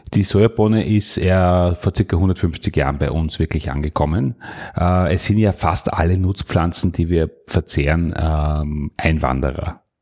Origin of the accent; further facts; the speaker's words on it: Salzburg, Austria; moved away; also born or lived in Burgenland; Und ich bin der Salzburger, also ich bin da aus, eigentlich aus der Welt gekommen, wo die Kühe auf der Weide stehen